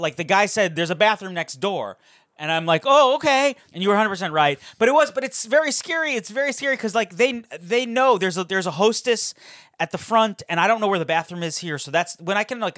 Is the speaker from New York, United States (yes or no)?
yes; Hewlett, New York, United States; moved away; a real place in my hometown in Hewlett